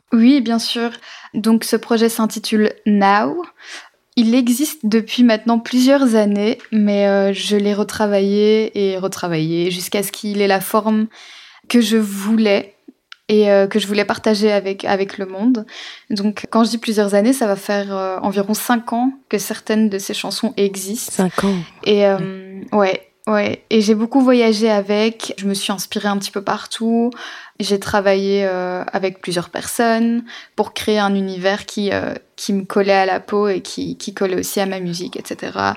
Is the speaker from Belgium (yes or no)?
yes; Belgium; je vis en Belgique, donc enfin je suis belge